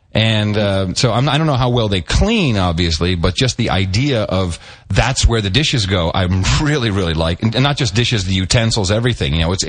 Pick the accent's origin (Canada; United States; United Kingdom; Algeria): United Kingdom; England; moved away; I'm from England.